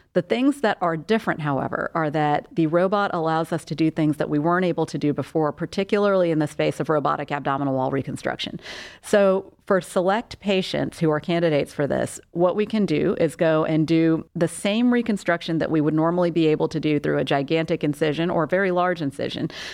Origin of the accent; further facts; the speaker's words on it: South Carolina, United States; moved away as an adult; also born or lived in Portland, Maine / Charlotte, North Carolina / Denver; now in Cleveland, United States; I'm originally from South Carolina, where I was born and raised. I grew up there.